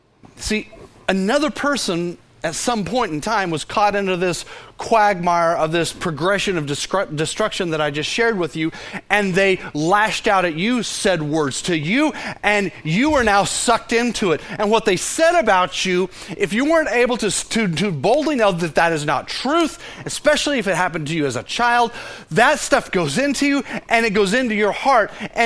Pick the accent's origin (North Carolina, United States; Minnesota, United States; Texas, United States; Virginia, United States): Texas, United States; Fort Worth; Of course, we all say, of course we know about that, because we're from Fort Worth, right?